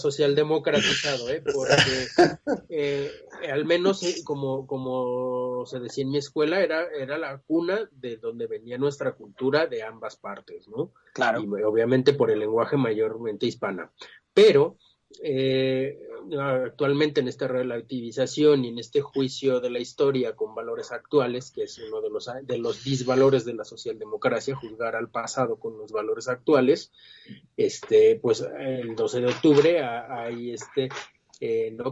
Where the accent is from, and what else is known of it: Mexico